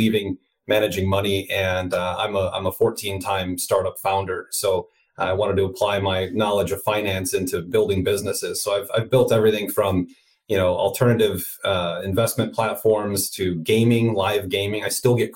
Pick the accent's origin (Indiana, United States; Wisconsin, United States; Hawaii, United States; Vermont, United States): Indiana, United States; Northwest; moved away; also born or lived in Chicago, Illinois / California; I'm from Chicago originally, grew up in Northwest Indiana, right outside the city.